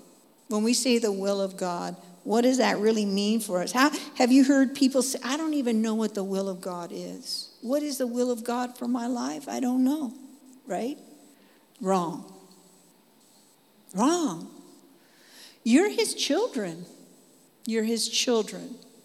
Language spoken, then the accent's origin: English; Dallas, Texas, United States; Anyway, so that's who I am. I'm from Dallas. And I just hang out there, okay?